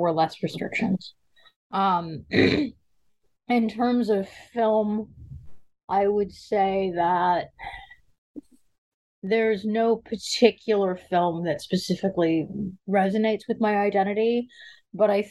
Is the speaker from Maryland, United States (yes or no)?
no; Seattle, Washington, United States; also born or lived in Brooklyn, New York; I grew up in a combination of Seattle, Washington, and Brooklyn, New York. I was raised in the gay community of Seattle, primarily